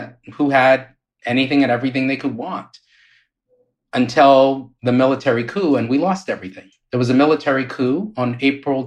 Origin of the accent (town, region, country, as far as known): Liberia; born or raised there; moved away; also born or lived in Maryland, United States / New York